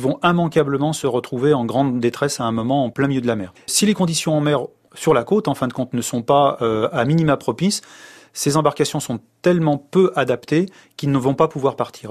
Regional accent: France; Si je suis né en France

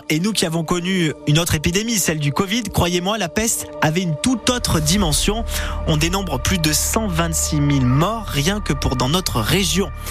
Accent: Vaucluse, Provence-Alpes-Côte d'Azur, France; Chez nous, dans le Vaucluse

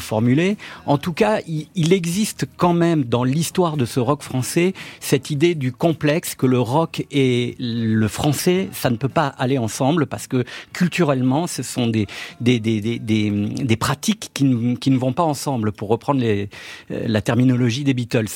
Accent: Grenoble, Auvergne-Rhône-Alpes, France; moi, j'ai grandi à Grenoble

